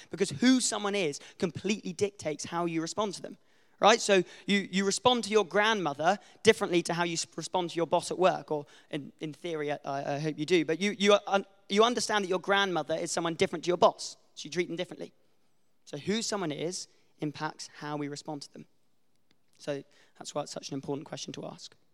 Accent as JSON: {"language": "English", "town": "Wicklow", "region": "Leinster", "country": "Ireland", "tie": "born or raised there", "said": "It is actually really unfair because I actually am from Wicklow. My mum was born and raised in Wicklow. Her parents have been in Wicklow for pretty much forever. And I've lived in Wicklow for most of my childhood."}